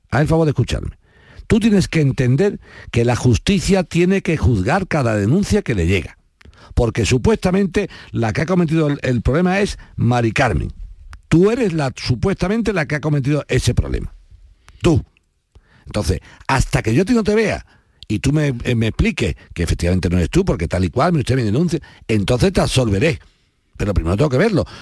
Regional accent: Spain; yo como español

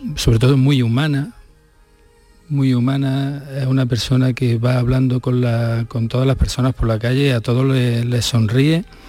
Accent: Córdoba, Andalusia, Spain; yo que vengo de aquí de Córdoba

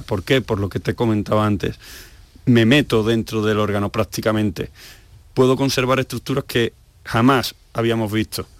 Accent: Seville, Andalusia, Spain; moved away as an adult; also born or lived in Asturias; me voy a Sevilla, que es mi tierra, me voy a Andalucía

